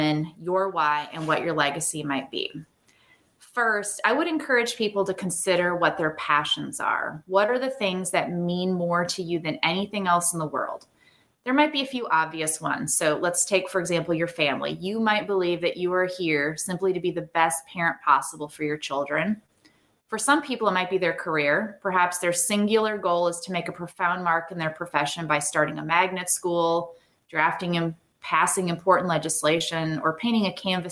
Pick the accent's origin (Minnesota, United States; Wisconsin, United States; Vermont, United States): Minnesota, United States; I grew up in the countryside of Minnesota